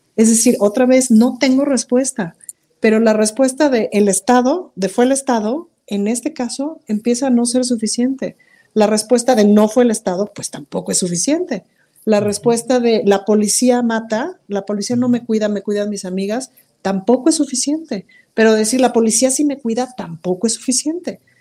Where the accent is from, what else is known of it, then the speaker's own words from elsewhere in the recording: Mexico; soy mexicana